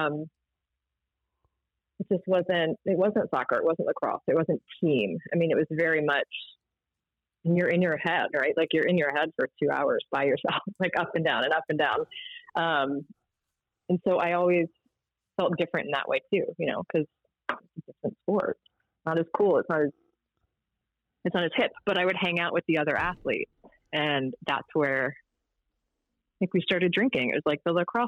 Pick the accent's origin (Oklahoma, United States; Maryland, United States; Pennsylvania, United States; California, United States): Maryland, United States; Baltimore; also born or lived in Towson, Maryland / Whiteford, Maryland; I grew up in Baltimore. It was a lacrosse town